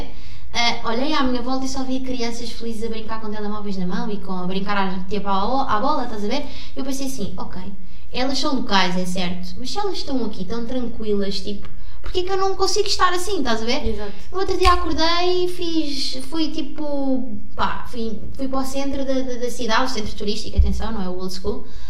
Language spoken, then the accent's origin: Portuguese; Sintra, Lisbon, Portugal; eu vim de Sintra também, é uma aldeia super pequena, os meus pais cresceram ali